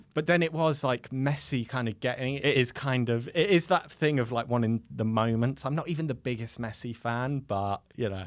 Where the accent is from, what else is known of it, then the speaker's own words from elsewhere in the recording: London, United Kingdom; I'm from West London